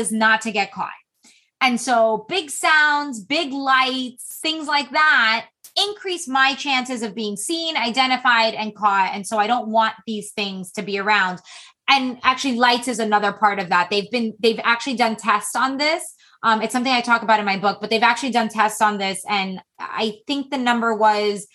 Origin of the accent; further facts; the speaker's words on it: Florida, United States; also born or lived in Massachusetts; I'm from Florida